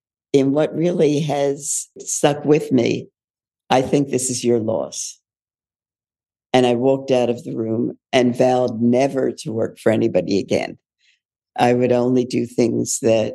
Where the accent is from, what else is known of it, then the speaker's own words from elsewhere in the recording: Philadelphia, Pennsylvania, United States; I was born in Philadelphia. My father was a physician and my mother was a social worker. So I was into servicing as a as a platform very early on, and went on through the public high schools in Philadelphia